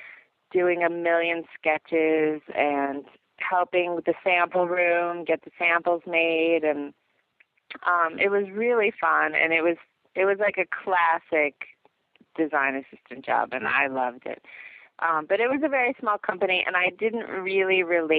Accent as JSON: {"language": "English", "region": "Ohio", "country": "United States", "tie": "born or raised there", "moved": "yes", "said": "I grew up in Ohio"}